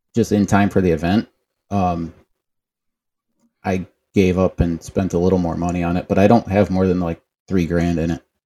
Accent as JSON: {"language": "English", "town": "Cleveland", "region": "Ohio", "country": "United States", "tie": "born or raised there", "said": "I'm from Cleveland, and we, when I was born, lived in a duplex in the city"}